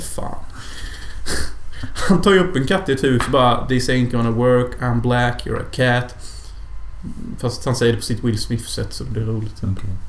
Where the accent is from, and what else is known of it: Sweden